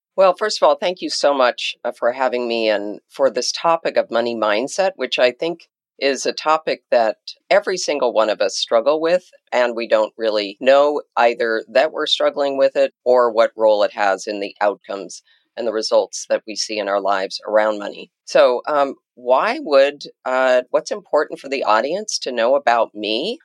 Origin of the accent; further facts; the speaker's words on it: Jackson, Wyoming, United States; now in Washington, D.C., United States; I grew up in a place called Jackson Hole, Wyoming